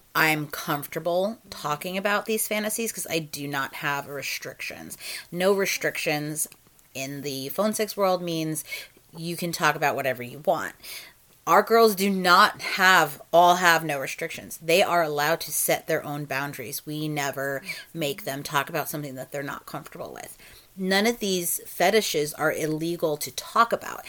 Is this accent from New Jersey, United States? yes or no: yes; New Jersey, United States; accent: Jersey; moved away; I am from New Jersey originally